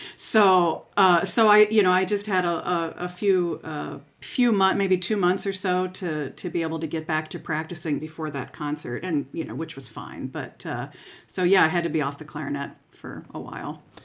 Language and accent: English; St. Petersburg, Florida, United States; moved away as an adult; now in Lincoln, United States; I grew up in Saint Petersburg, Florida